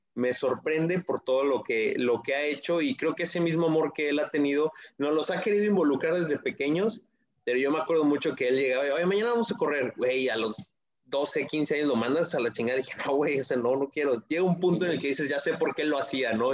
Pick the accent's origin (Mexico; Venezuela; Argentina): Mexico; Toluca, State of Mexico; yo soy de Toluca